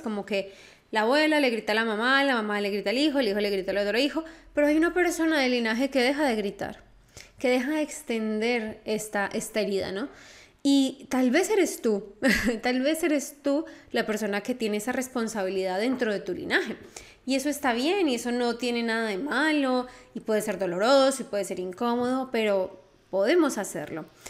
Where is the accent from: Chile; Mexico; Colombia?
Colombia; yo soy colombiana